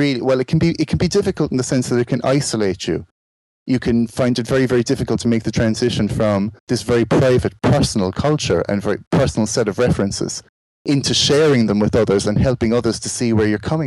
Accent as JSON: {"language": "English", "country": "Ireland", "moved": "as an adult", "lives_now": "England", "said": "I'm from Ireland and I've lived in England like for the last sort of 26 years"}